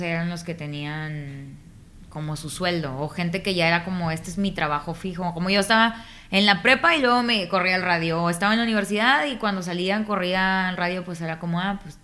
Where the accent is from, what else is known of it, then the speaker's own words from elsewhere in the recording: Nuevo Laredo, Tamaulipas, Mexico; yo soy de Nuevo Laredo, Tamaulipas